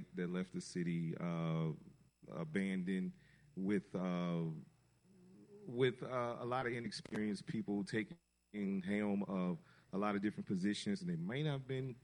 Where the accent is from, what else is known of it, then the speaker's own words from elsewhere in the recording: Gary, Indiana, United States; moved away as an adult; also born or lived in Chicago, Illinois; now in New Orleans, United States; I'm originally from the Chicago area, specifically from Gary, Indiana, but I moved to New Orleans from Chicago